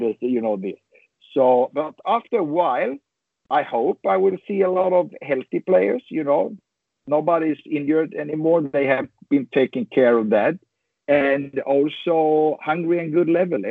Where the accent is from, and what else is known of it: Sweden; born or raised there